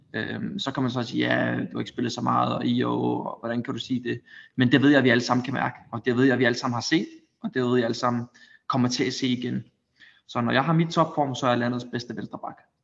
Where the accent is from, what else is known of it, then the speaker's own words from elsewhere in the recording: Denmark; moved away as an adult; now in Spain; hjemme i Danmark